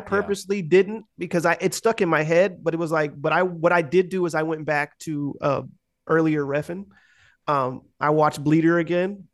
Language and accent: English; United States; I'm too American